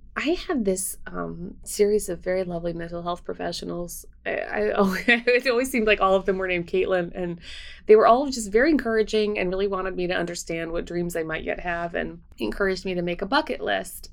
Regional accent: Winnipeg, Manitoba, Canada; now in United States; my hometown and of Winnipeg

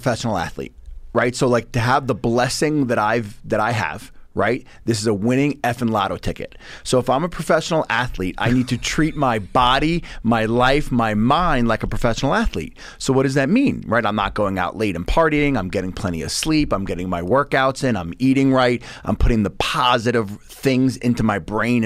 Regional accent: Bellmore, New York, United States; So I grew up in Belmore. Grew up in Nassau County.

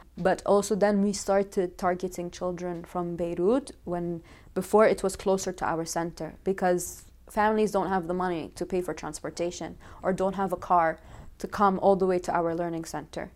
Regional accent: Ontario, Canada; moved away as an adult; also born or lived in Sudan; now in Lebanon; I'm from Ontario, but I was born in Sudan.

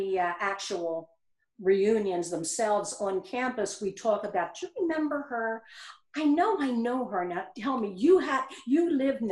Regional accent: Eastern Pennsylvania, United States; moved away as an adult; now in South Carolina, United States; I am from Eastern Pennsylvania. My family and most of my friends are in that area

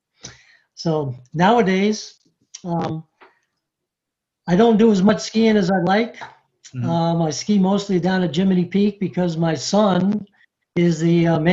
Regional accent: North Adams, Massachusetts, United States; moved away as an adult; now in Readsboro, United States; I'm also a native of North Adams. Bill and I actually grew up in the same section of town. We went to different high schools, and nowadays I'm located in Reedsboro, about 17 miles from the center

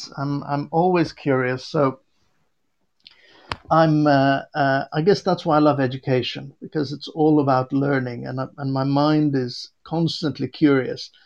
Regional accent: Beirut, Beirut Governorate, Lebanon; now in Warwickshire, United Kingdom; I was born in Beirut, Lebanon

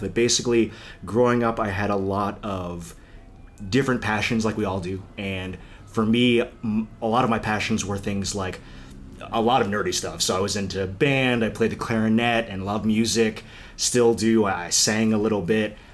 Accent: McLean, Virginia, United States; moved away as an adult; also born or lived in Korea; now in Los Angeles, United States; I think McLean was in a lot of ways wonderful, and I still go back home often

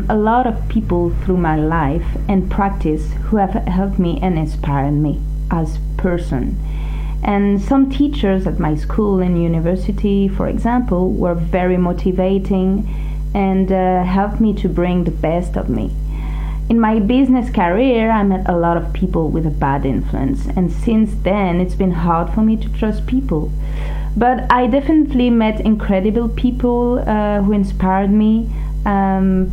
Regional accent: Grenoble, Auvergne-Rhône-Alpes, France; moved away as an adult; also born or lived in Montpellier; now in Paris, France; I was born in Grenoble in the Alps and studied economics in Montpellier in the south

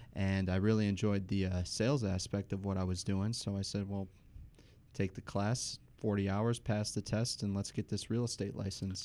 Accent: Trenton, Michigan, United States; also born or lived in Detroit, Michigan / Grosse Pointe, Michigan; growing up in Trenton and living downtown and now coming into the gross point

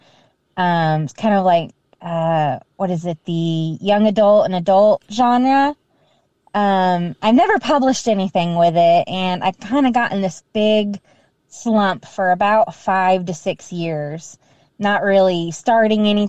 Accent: Georgia, United States; we're from Georgia

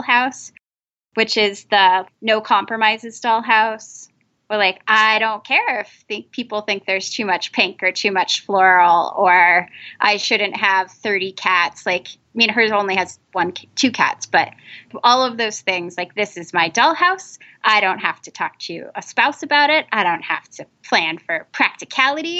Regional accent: New England, United States; I grew up in New England

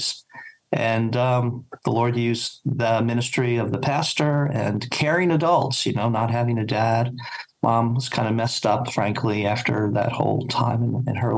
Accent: Jersey Shore, New Jersey, United States; I grew up in New Jersey, along the Jersey Shore, Jersey Coast there

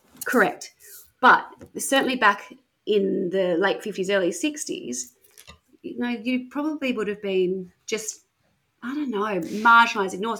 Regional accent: Wollongong, New South Wales, Australia; now in Perth, Australia; where I grew up in Wollongong

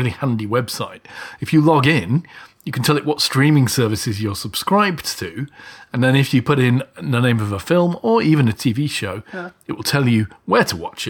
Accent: United Kingdom; being British people

